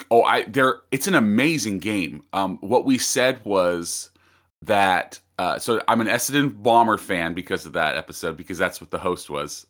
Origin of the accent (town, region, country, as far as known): United States